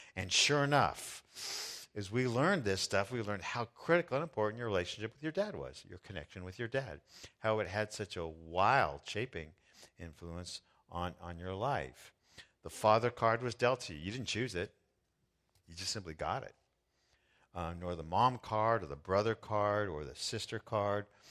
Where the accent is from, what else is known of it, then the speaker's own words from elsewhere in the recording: Southern California, United States; I was born in Southern California in the United States